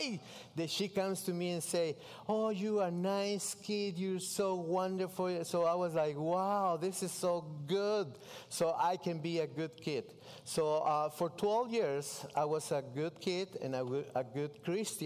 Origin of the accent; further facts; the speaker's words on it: Mexico City, Mexico; English is a second language; moved away as an adult; I grew up in Mexico City